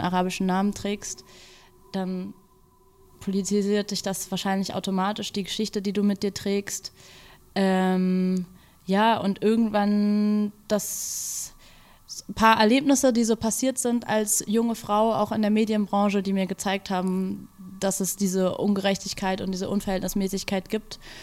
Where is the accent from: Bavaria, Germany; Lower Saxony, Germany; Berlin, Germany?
Berlin, Germany; bin aufgewachsen in Berlin mit diesem, also zwischen zwei Kulturen